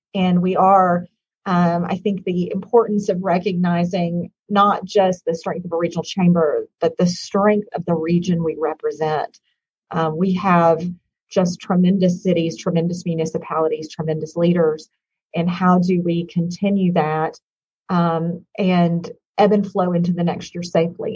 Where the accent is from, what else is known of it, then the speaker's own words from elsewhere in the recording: Hot Springs, Arkansas, United States; moved away; I am originally from Hot Springs, Arkansas